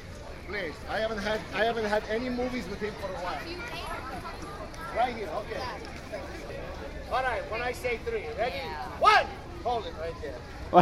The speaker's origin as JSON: {"language": "English", "country": "Romania", "also_born_or_lived": "Ohio", "moved": "yes", "lives_now": "Florida, United States", "said": "You see, I'm from Ohio originally, too. Well, originally I'm from Romania, but when Hitler attacked Poland, we moved here. So we live in Ohio, too, see?"}